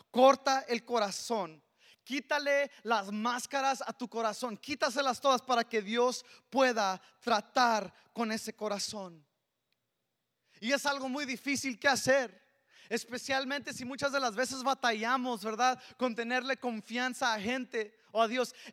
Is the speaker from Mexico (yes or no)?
yes; Mexico; Yo le robé a mi esposa también esta harina para las tortillas porque soy mexicano. Y como buen mexicano jamás faltan las tortillas en casa, ¿verdad?